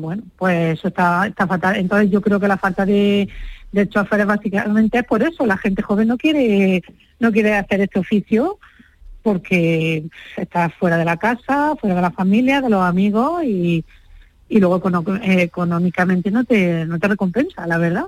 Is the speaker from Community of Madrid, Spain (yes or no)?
no; Huéscar, Granada, Andalusia, Spain; en mi pueblo es lo que estamos haciendo, Huesca, yo soy de Huesca, Granada